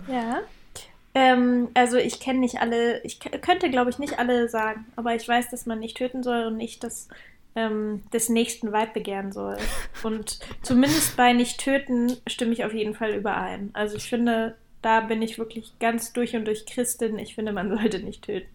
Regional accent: Leipzig, Saxony, Germany; moved away; Also ich komme aus Leipzig und ähm, da feiert man Jugendweihe statt äh, Konfirmation.

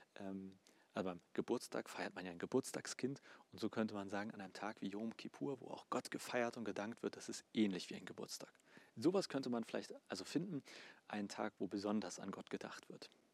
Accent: Germany; Bei uns in Deutschland

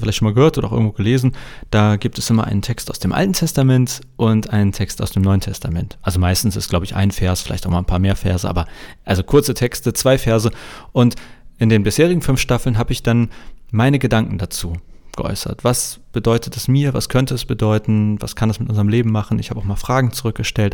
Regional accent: Hamburg, Germany; als Hamburger

